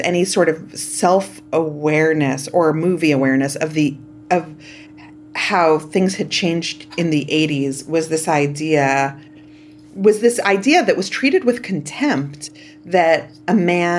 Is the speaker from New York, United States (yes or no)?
yes; New York City, New York, United States; I grew up in Canarsie, Brooklyn